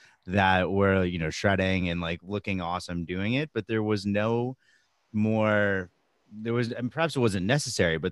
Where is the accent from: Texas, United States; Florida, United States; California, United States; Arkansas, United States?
California, United States; Southern; now in Brooklyn, United States; I grew up in Southern California